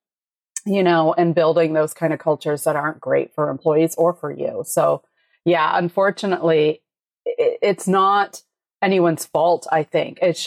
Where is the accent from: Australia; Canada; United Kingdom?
Canada; I'm Canadian